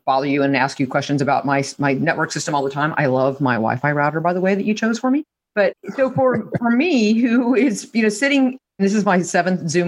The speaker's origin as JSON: {"language": "English", "town": "Lincoln", "region": "Nebraska", "country": "United States", "tie": "born or raised there", "said": "I went to my hometown paper, the Lincoln Journal Star in Lincoln, Nebraska"}